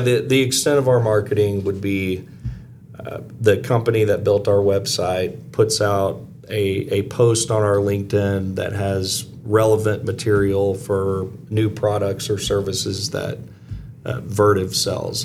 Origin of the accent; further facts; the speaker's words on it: Arkansas, United States; moved away; also born or lived in Missouri; I am originally from Arkansas